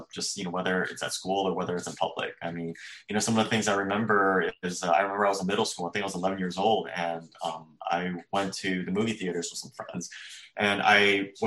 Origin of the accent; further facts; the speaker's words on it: Bay Area, California, United States; I grew up in the Bay Area to Chinese immigrant parents who came here